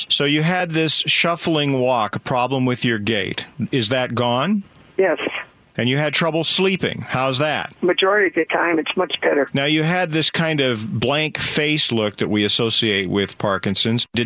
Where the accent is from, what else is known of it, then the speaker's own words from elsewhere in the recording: Bremerton, Washington, United States; my hometown, Bremerton